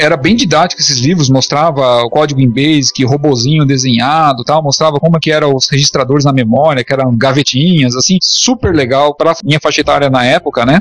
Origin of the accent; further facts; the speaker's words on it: São Paulo, Brazil; Eu sou de São Paulo